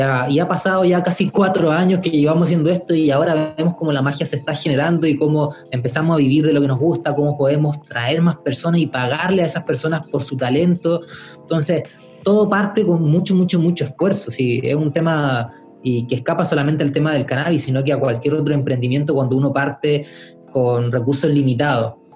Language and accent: Spanish; Valparaíso, Chile; en Valparaíso, mi ciudad natal